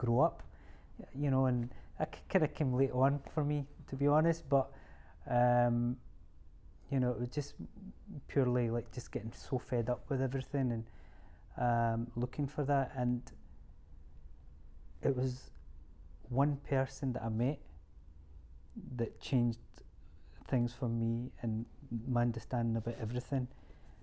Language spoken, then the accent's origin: English; Scotland, United Kingdom; We're Scottish, we're born and bred here